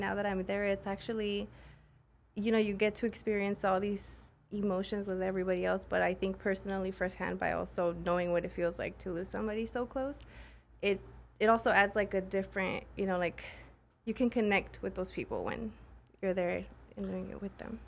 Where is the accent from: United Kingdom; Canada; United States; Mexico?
Mexico; moved away; I'm actually from Mexico.